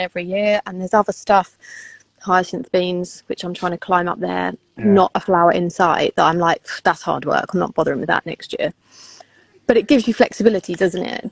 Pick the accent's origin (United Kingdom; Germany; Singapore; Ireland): United Kingdom; we're British